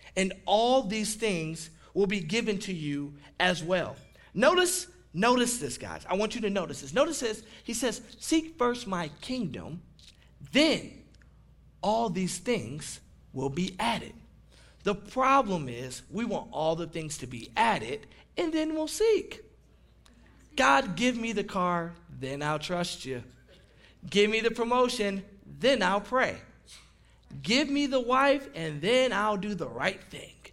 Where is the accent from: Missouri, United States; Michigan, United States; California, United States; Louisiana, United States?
Michigan, United States; Detroit; they say, Where are you from? And I say, Detroit, Michigan